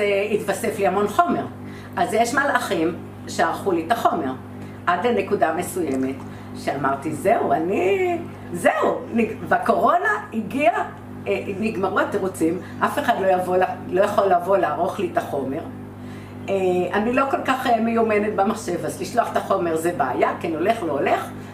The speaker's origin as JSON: {"language": "Hebrew", "town": "Haifa", "region": "Haifa District", "country": "Israel", "said": "אני חיפאית"}